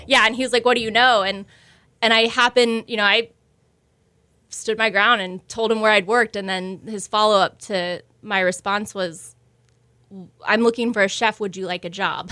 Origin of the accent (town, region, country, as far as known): Houston, Texas, United States; moved away as an adult; also born or lived in San Francisco / New York